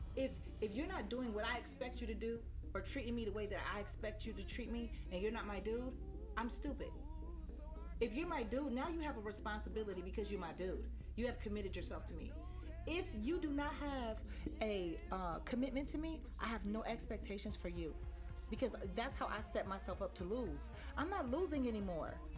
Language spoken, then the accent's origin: English; Cleveland, Ohio, United States; I'm from Cleveland